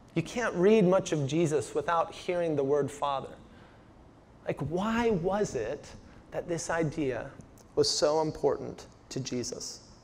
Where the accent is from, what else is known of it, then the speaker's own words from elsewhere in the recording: Washington, United States; moved away; also born or lived in Phoenix, Arizona; I'm from Washington State